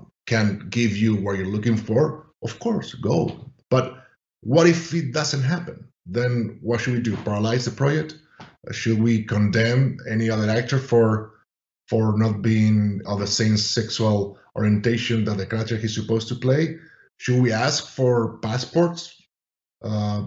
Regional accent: Spain; moved away as an adult; I'm from Spain

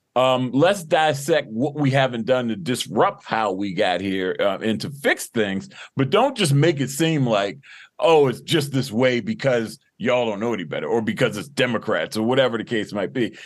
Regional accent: Baltimore, Maryland, United States; born and raised in Baltimore, you know, went to Baltimore City Public Schools

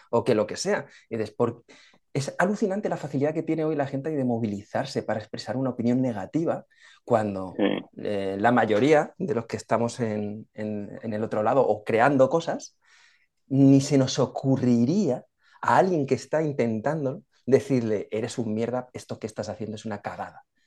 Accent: Spain; los españoles también nos quejamos mucho

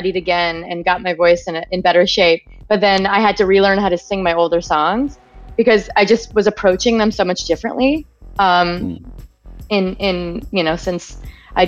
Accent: Wisconsin, United States; my experience growing up in Wisconsin in the woods.

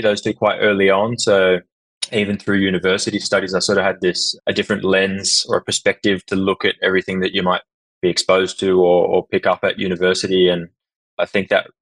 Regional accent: Sydney, New South Wales, Australia; now in Rotterdam, Netherlands; I hail from Sydney

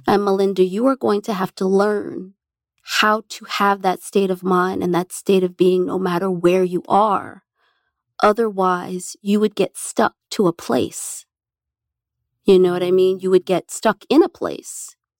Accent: New Jersey, United States; growing up in New Jersey, first of all, gave me seasons

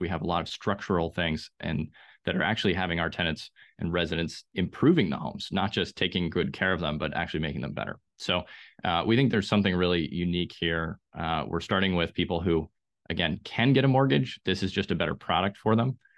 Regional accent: Austria; now in Raleigh-Durham, United States; I grew up in Austria, which has maybe the best public transportation on the planet

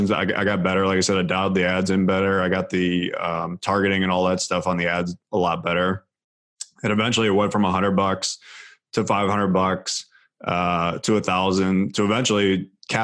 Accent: near Cleveland, Ohio, United States; I was a huge Cleveland Cavs fan because I grew up right near Cleveland

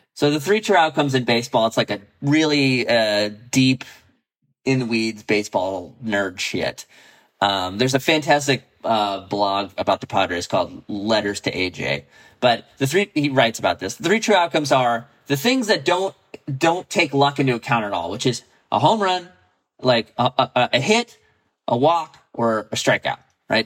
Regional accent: San Diego, California, United States; I grew up in San Diego.

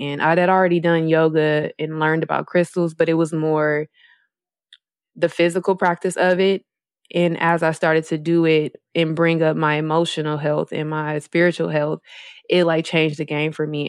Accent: Milwaukee, Wisconsin, United States; moved away as an adult; also born or lived in Las Vegas; now in Los Angeles, United States; That's my hometown, Milwaukee, Wisconsin

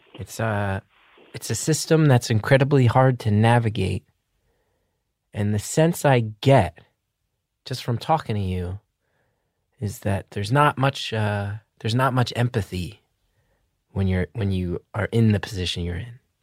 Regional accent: New Jersey, United States; my home state, my beloved home state of New Jersey

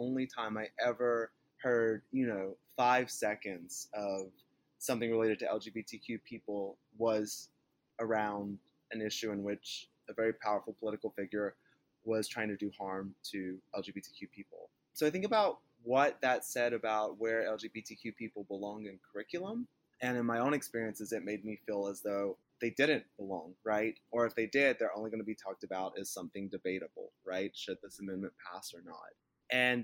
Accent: North Central Florida, United States; I am from Florida, but I'm from North Central Florida, which is both culturally and socially more akin to like Southern Georgia and Alabama

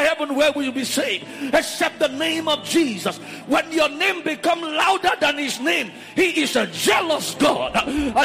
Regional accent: Nigeria; I come from Nigeria

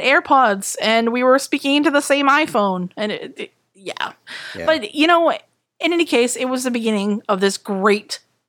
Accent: New England, United States; we're from New England, so we do believe in jinxes.

